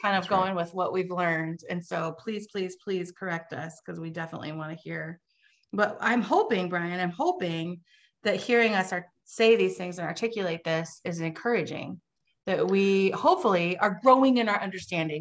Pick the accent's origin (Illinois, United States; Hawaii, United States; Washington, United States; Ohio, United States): Washington, United States; Vancouver; I grew up in Vancouver, Washington